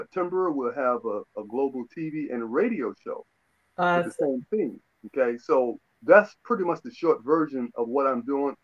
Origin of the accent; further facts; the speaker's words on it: New York City, New York, United States; now in Atlanta, United States; I am originally from New York City, Queens, New York. Mm-hmm. I live in Atlanta, Georgia. I've been here about 29 years.